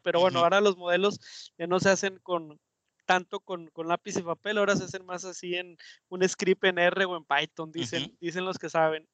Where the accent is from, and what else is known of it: Mexico